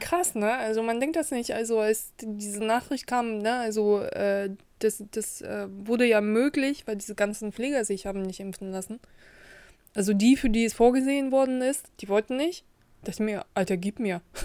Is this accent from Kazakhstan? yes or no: yes; Kazakhstan; now in Germany; ich komme ja nicht aus Russland, ich komme aus Kasachstan